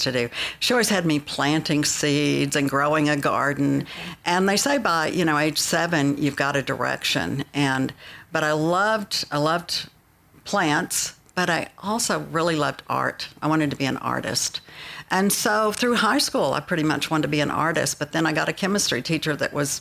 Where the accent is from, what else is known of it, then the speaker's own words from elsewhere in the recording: Slaton, Texas, United States; also born or lived in Lubbock, Texas; I grew up in Slayton, Texas